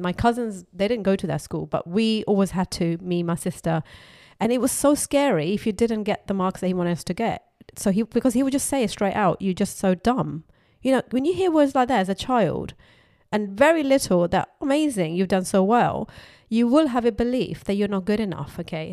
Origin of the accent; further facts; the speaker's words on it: Pakistan; moved away; I was brought up in Pakistan